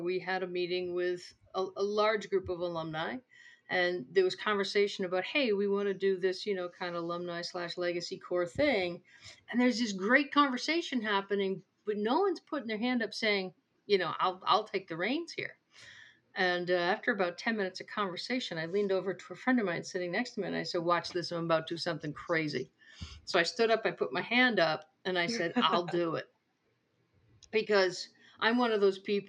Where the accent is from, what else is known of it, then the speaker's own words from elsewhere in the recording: Massachusetts, United States; moved away as an adult; also born or lived in Wyoming; would actually travel to Massachusetts and they would stay in my hometown